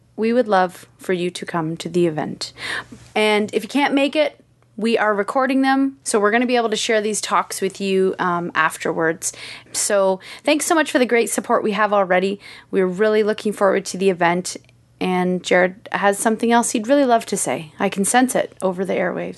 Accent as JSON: {"language": "English", "town": "Kitchener", "region": "Ontario", "country": "Canada", "said": "I'm from K W."}